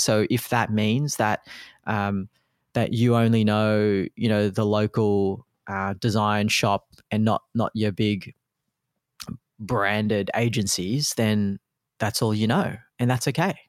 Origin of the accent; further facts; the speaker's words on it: Australia; also born or lived in Philippines; my background being a Filipino immigrant coming to Australia, um, when I was only one years old